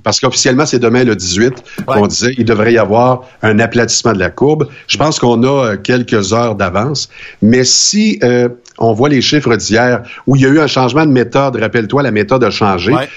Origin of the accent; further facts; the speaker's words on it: Saint-Fortunat, Quebec, Canada; jusqu'à l'âge de sept ans chez nous à Saint-Fortuna